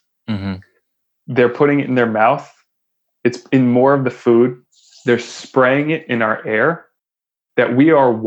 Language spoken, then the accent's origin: English; Connecticut, United States; I grew up in Connecticut